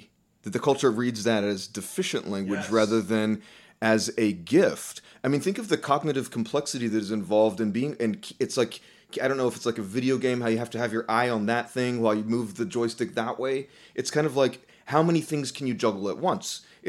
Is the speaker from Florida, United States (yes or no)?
yes; Florida, United States; what country are you from? Well, I'm from Florida, right?